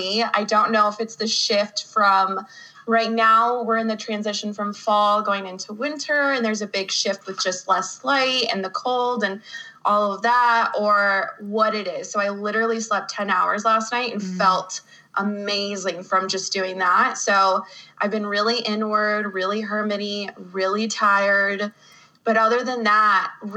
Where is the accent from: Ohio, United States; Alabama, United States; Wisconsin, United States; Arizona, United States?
Arizona, United States; Phoenix; I grew up in Phoenix, Arizona. I was born and raised there